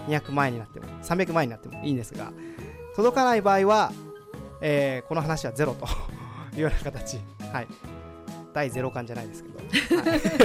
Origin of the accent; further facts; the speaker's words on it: Maizuru, Kyoto, Japan; also born or lived in Tokyo; now in Kansai, Japan; 地元は舞鶴の方なんです